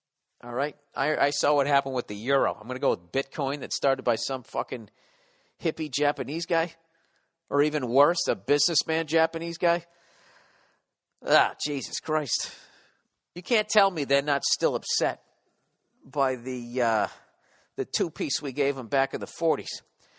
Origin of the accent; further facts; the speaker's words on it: Poland; English is a second language; By the way, I'm from Poland. It's really cold in here. It's a second language.